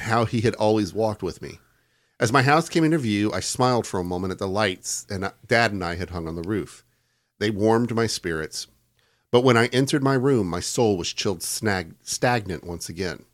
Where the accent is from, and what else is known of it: United States